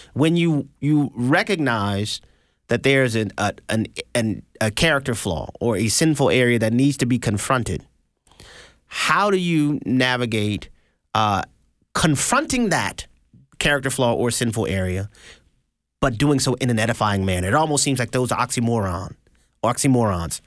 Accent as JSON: {"language": "English", "town": "New Orleans", "region": "Louisiana", "country": "United States", "tie": "born or raised there", "also_born_or_lived": "Houston, Texas", "moved": "yes", "said": "I'm from New Orleans, Louisiana, born and raised, ninth ward"}